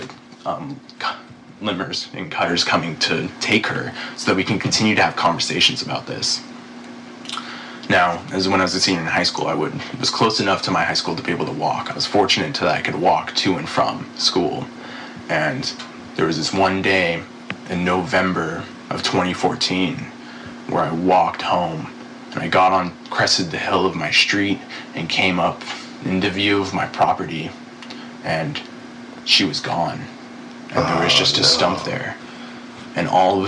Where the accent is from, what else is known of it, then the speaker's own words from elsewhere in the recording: Northern California, United States; I grew up in Northern California